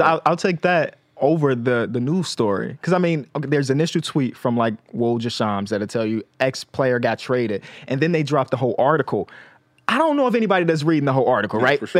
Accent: Chicago, Illinois, United States; I'm from Chicago

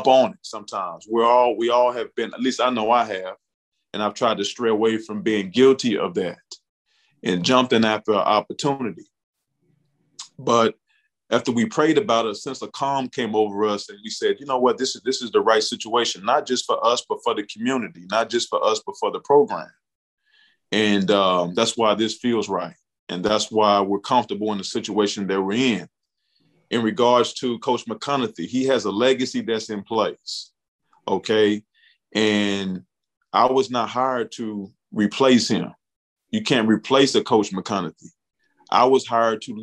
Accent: Bootheel of Missouri, United States; I'm from the Boot Hill of Missouri. We call it the Boot. We take a lot of pride in being from the Boot.

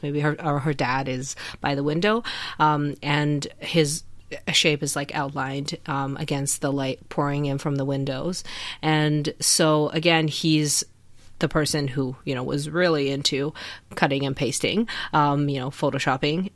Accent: China; moved away; we grew up in China

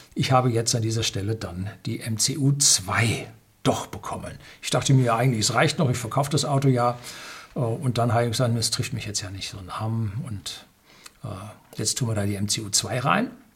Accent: Germany

